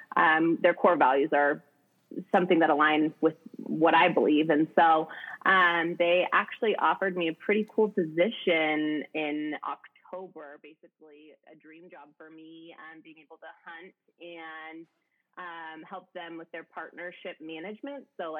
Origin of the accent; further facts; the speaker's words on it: Ashland, Oregon, United States; also born or lived in Eugene, Oregon; Ashland, Oregan. So a small little town.